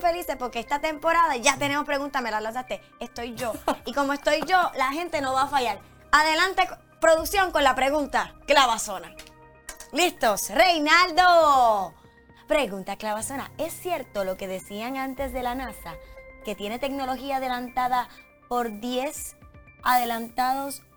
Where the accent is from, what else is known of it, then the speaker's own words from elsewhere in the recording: Puerto Rico; yo soy puertorriqueña